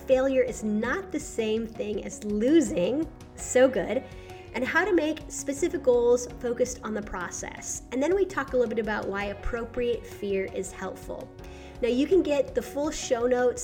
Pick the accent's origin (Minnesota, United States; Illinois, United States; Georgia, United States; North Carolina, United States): Minnesota, United States; my home state, Minnesota